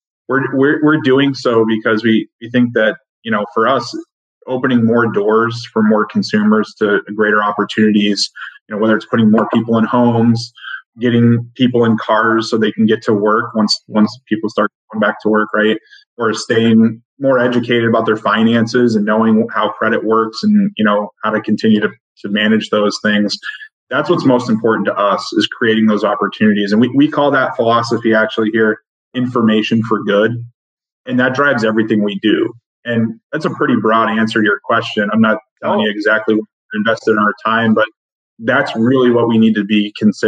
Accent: New Hampshire, United States; now in Connecticut, United States; growing up in New Hampshire

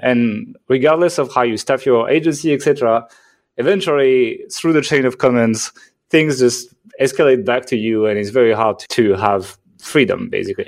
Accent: France; accent: French; English is a second language; moved away as an adult; I'm from France, actually. So if you're like, what the hell is that accent? That is a French accent

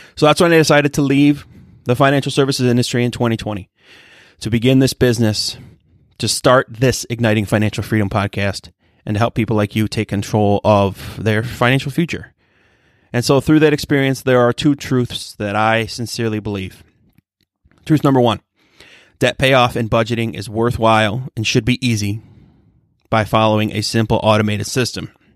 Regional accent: Michigan, United States; I'm from Michigan

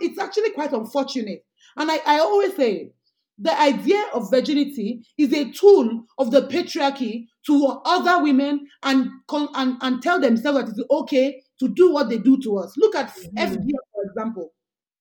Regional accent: Ekiti, Nigeria; I'm a Nigerian woman who grew up in Ekiti

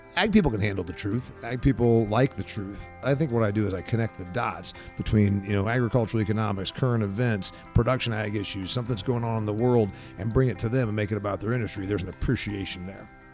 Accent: Huntington, Indiana, United States; I'm from a factory and farming town. It's, it's not small compared to some of the more desolate places that I get to. Huntington, Indiana is a county of about thirty-six thousand

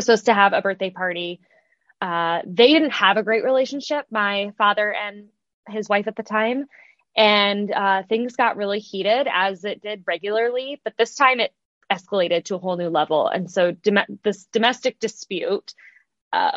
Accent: Midwest, United States; moved away as an adult; also born or lived in South Bend, Indiana / Chicago; now in Los Angeles, United States; I am born and raised in the Midwest

